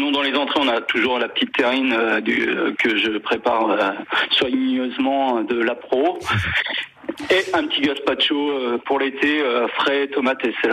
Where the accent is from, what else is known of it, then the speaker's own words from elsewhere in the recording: Normandy, France; moi, je suis un pur normand